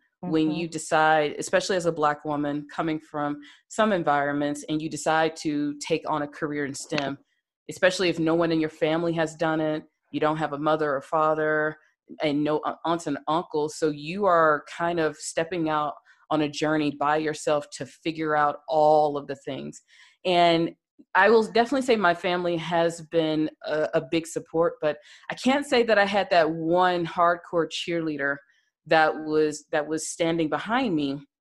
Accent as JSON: {"language": "English", "region": "the South", "country": "United States", "tie": "born or raised there", "said": "especially being a Black woman growing up in the South, and you grow up with the stigma, you have to go to college"}